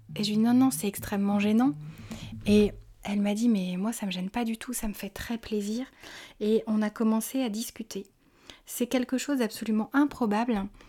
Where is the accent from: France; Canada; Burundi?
France; en tant que Français